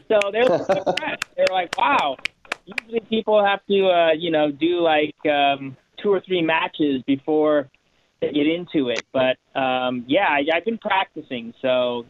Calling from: California, United States; I'm actually calling from the Bay Area because I had my first USTA tennis match last night.

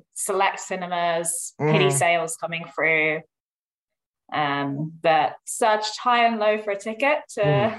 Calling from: London, United Kingdom; I am calling in from London.

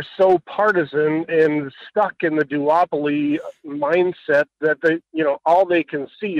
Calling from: Homer, Alaska, United States; I'm calling from Homer.

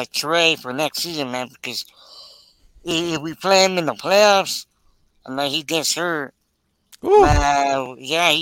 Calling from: Texas, United States; I'm calling from Texas

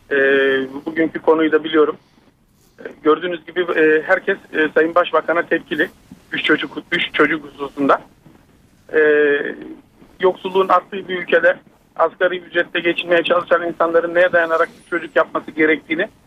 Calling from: Istanbul, Turkey

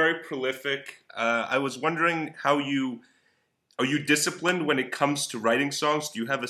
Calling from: Israel; I'm calling from Israel.

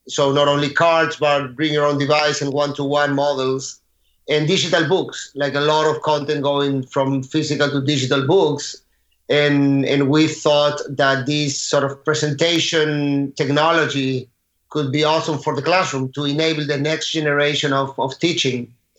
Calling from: Aventura, Florida, United States; I'm in Miami, Florida, actually in Aventura, a little bit north of Miami.

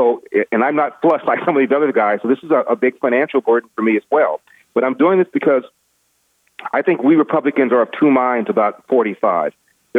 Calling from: Los Angeles, California, United States; I'm calling you from L.A., home base, in the belly of the beast, California.

